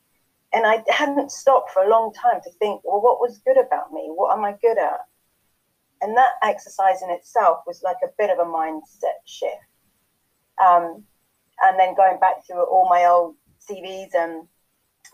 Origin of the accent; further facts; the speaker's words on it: England, United Kingdom; moved away as an adult; now in Chilliwack, Canada; I'm English, but I've been living here for about 10 years now.